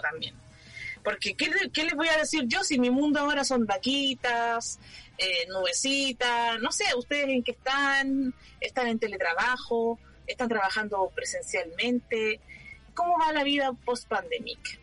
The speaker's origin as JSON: {"language": "Spanish", "town": "Santiago", "region": "Santiago Metropolitan Region", "country": "Chile", "moved": "yes", "said": "Yo soy un estereotipo de Santiaguina"}